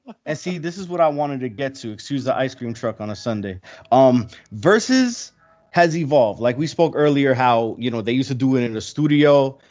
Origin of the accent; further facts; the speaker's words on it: New York City, New York, United States; I'm from Queens too